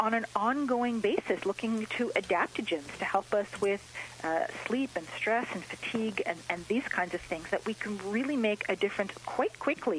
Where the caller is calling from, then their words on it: near Toronto, Ontario, Canada; I'm calling in from near Toronto, Canada.